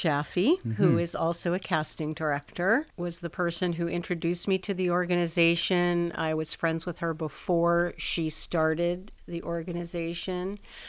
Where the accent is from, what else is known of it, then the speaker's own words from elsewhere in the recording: Los Angeles, California, United States; Well, I'm a native Los Angelino.